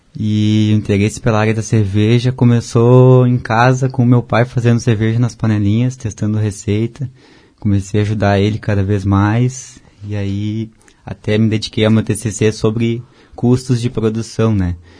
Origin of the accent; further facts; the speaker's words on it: Porto Alegre, Rio Grande do Sul, Brazil; moved away as an adult; also born or lived in Blumenau; Eu sou de Porto Alegre